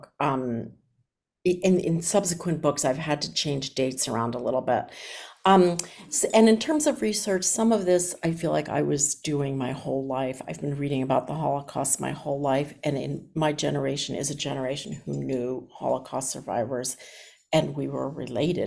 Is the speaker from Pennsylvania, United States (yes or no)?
yes; Philadelphia, Pennsylvania, United States; my hometown of Philadelphia